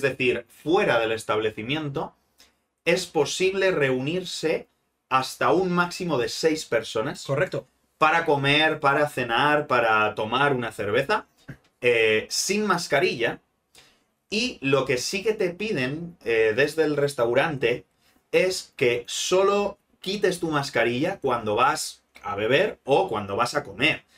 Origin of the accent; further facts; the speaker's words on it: Spain; como buenos españoles que somos